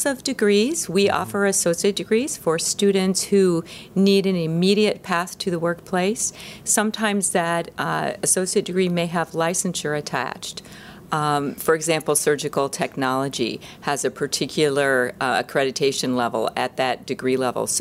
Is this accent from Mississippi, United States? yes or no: no; Illinois, United States; I am a native Illinois person, grew up in a very rural part of the state